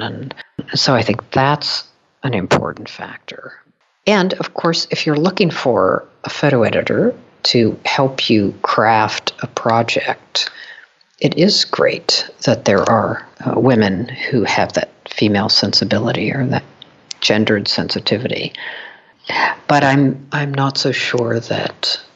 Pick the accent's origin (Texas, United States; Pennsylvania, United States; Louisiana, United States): Pennsylvania, United States; Pittsburgh; my hometown of Pittsburgh